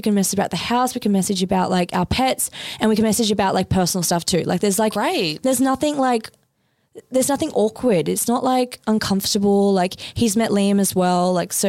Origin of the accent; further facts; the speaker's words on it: Australia; It was in my name anyway because I'm Australian, he's not.